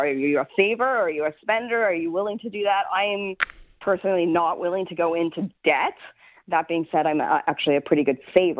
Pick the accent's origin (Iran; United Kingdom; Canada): Canada; Yeah, and I think that's also being Canadian, right?